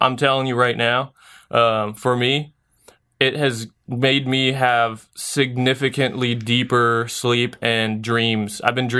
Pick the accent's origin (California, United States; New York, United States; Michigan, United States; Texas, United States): California, United States; San Diego; I came from San Diego, so there was a ton of different, like, it's super easy to get your license there.